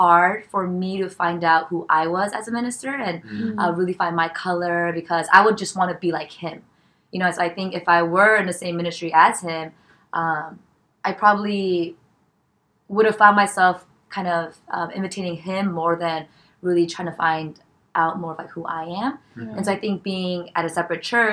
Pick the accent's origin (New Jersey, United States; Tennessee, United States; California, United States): California, United States; moved away as an adult; now in New York, United States; born and raised in California.